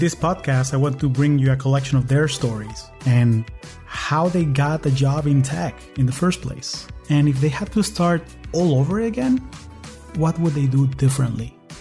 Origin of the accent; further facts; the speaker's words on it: Caracas, Capital District, Venezuela; moved away as an adult; now in United States; I am originally from Caracas, Venezuela, and I've been calling the U S home for the last twenty years